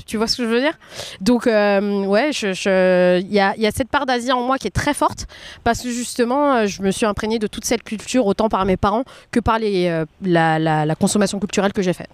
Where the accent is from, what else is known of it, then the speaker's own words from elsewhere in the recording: France; moi je m'étais vue en tant que femme asiatique en grandissant en France